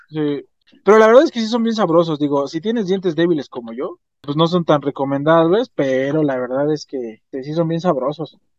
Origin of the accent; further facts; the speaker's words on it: Mexico; nos distinguen como mexicanos